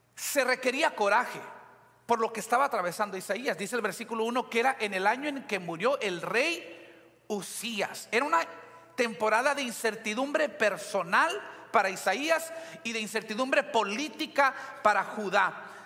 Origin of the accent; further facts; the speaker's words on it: Weslaco, Texas, United States; now in McAllen, United States; en la ciudad de Hueslaco, de donde soy originalmente